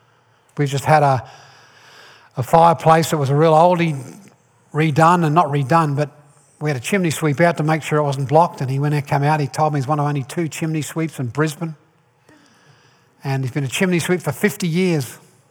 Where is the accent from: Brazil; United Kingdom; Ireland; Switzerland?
Ireland; I'm Irish. I was born in Ireland.